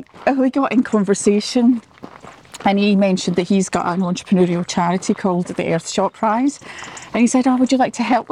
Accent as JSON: {"language": "English", "town": "Clydebank", "region": "Scotland", "country": "United Kingdom", "also_born_or_lived": "Sydney, Australia / Cape Town, South Africa", "said": "So I am from Clydebank, which is just outside Glasgow"}